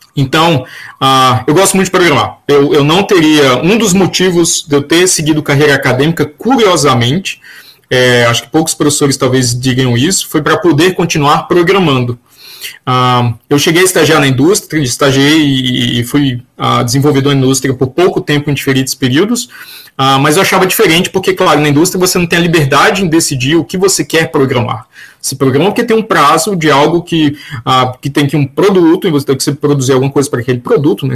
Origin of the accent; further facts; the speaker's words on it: João Pessoa, Paraíba, Brazil; also born or lived in Campina Grande; Na Paraíba, eu nasci em Campina Grande, fui criado em João Pessoa, na capital